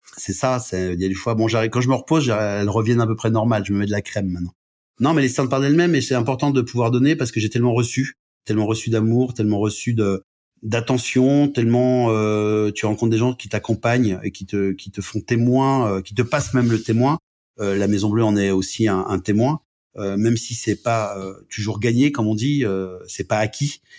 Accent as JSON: {"language": "French", "town": "Brest", "region": "Brittany", "country": "France", "tie": "born or raised there", "also_born_or_lived": "Lorraine", "moved": "yes", "lives_now": "Annecy, France", "said": "je suis né à Brest"}